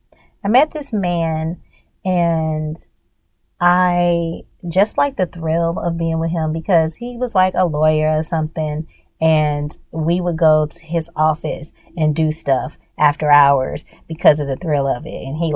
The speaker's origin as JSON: {"language": "English", "region": "Louisiana", "country": "United States", "said": "I'm from Louisiana"}